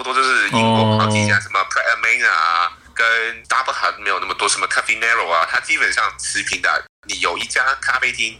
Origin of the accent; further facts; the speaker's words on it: Hong Kong; now in London, United Kingdom; OK，跟香港差不多，但是跟香港差不多哈。我要说，身身为一个香港人，